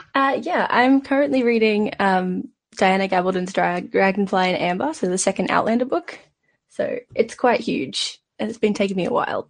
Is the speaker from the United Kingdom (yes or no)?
no; Australia; I'm from Australia